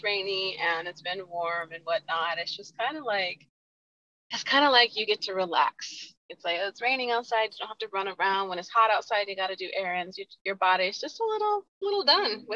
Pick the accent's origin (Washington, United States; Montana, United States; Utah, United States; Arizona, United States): Utah, United States; I grew up here in Utah. I've been here since I was 4 years old